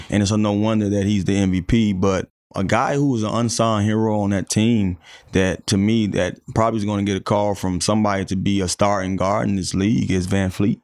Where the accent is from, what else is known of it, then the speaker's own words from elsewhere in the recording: Miami, Florida, United States; moved away; my neighborhood where I grew up in Miami